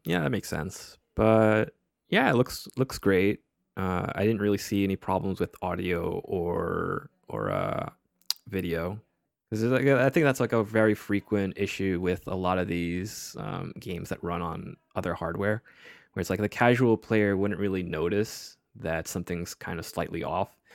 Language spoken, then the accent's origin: English; United States; we're we're American